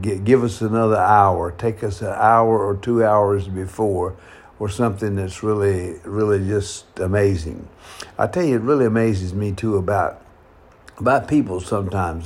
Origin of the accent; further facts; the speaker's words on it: North Carolina, United States; now in San Francisco, United States; my hometown back in North Carolina